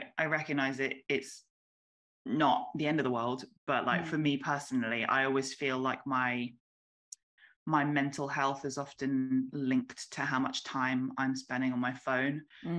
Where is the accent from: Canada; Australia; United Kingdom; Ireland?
United Kingdom; Warrington, North West England; I'm from Manchester, but not really. I'm from Warrington